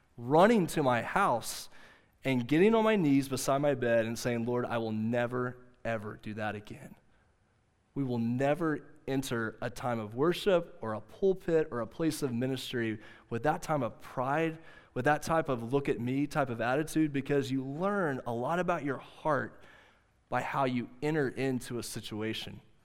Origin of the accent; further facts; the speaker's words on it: Southwest Oklahoma, United States; moved away; I told you I grew up in Southwest Oklahoma. I grew up in a little eight-man football school town called Central High.